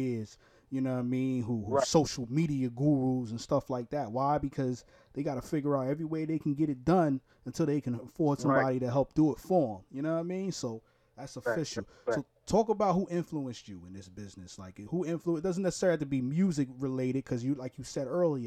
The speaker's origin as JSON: {"language": "English", "region": "New York", "country": "United States", "also_born_or_lived": "Newark, Delaware", "moved": "yes", "lives_now": "Florida, United States", "said": "I'm from Brooklyn, New York originally. I live in Florida right now"}